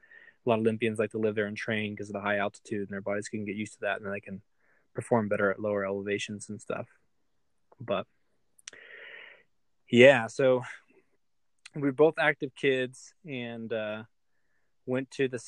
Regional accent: Colorado Springs, Colorado, United States; born or raised there

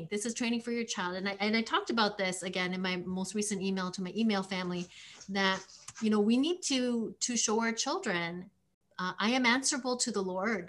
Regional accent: Canada; I'm from Canada. We use kilometers.

